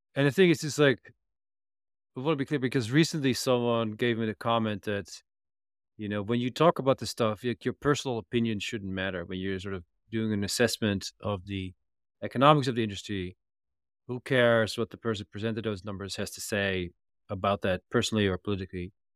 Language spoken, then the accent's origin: English; Netherlands; I come from the Netherlands